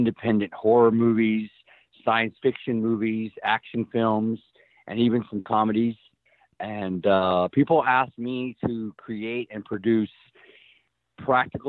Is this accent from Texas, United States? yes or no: yes; Helotes, Texas, United States; I grew up in Helotes, Texas